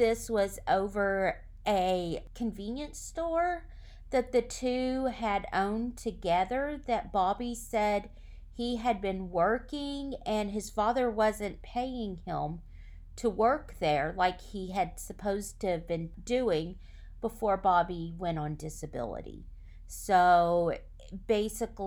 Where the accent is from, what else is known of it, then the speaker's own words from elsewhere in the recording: Oklahoma, United States; my home state of Oklahoma